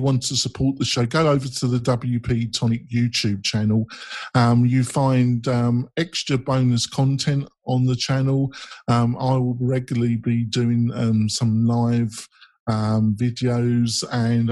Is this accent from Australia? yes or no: no; England, United Kingdom; I'm English